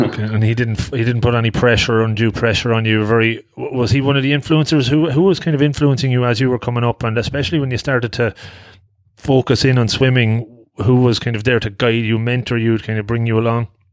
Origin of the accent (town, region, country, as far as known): Longford, Leinster, Ireland; born or raised there